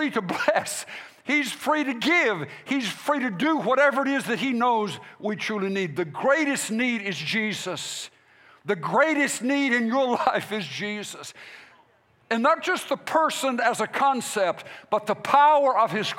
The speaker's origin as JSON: {"language": "English", "country": "United States", "said": "As the American church people and American pastors"}